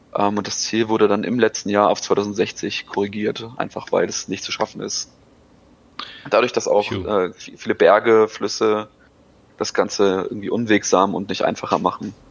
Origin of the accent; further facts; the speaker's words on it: Germany; als Deutscher